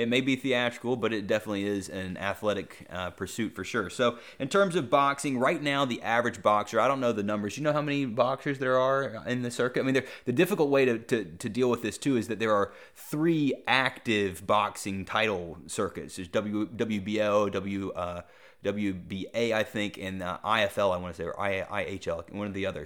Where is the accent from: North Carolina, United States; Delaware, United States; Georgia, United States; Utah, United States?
North Carolina, United States; Greensboro; John Isner's from my hometown